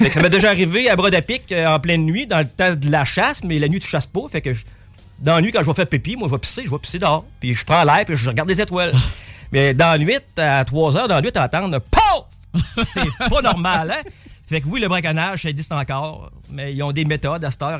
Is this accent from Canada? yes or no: yes; Lévis, Quebec, Canada; now in Saint-Anselme, Canada; Euh, moi, je suis un gars de Bellechasse. Je suis natif de Lévis, mais euh, je demeure à dans Bellechasse depuis quelques années, quasiment 20 ans, à Saint-Anselme.